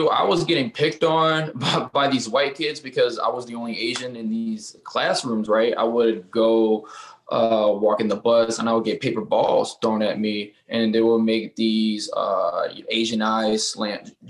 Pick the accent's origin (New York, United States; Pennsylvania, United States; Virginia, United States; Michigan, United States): Virginia, United States; Norfolk; I'm from Norfolk, Virginia. I went to Norfolk State University, which is a historical black college university.